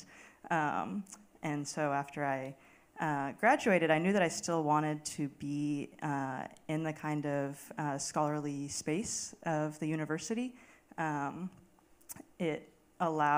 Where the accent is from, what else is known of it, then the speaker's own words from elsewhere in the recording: Tucson, Arizona, United States; moved away as an adult; also born or lived in Chandler, Arizona; now in New York City, United States; grew up in Tucson